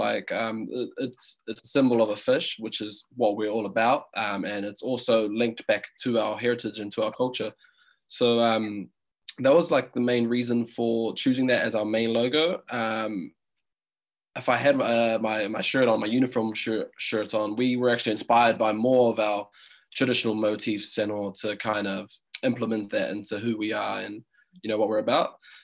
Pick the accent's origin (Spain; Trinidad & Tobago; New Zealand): New Zealand; Auckland; I'm um, 25 years of age and I grew up in Auckland